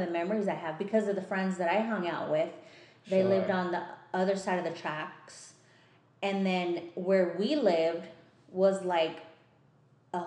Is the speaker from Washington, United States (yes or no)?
no; Carson, California, United States; also born or lived in Harbor City, California / Lomita, California; I was born in Harbor City, but grew up in, we lived in Carson